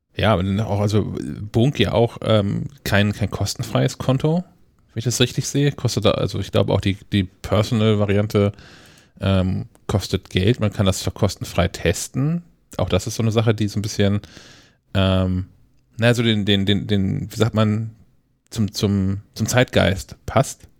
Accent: Kiel, Schleswig-Holstein, Germany; für uns hier als, als Kieler

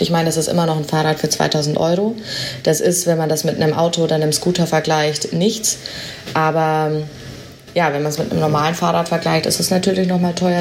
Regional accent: Augsburg, Bavaria, Germany; moved away as an adult; also born or lived in Berlin; now in Amsterdam, Netherlands; ich komme ja nicht aus den Niederlanden, ich komme aus Augsburg, äh, im schönen Bayerland

